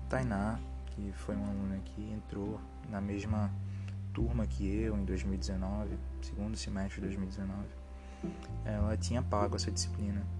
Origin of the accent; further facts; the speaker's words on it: Recife, Pernambuco, Brazil; lá no meu bairro de origem, bairro de Afogados.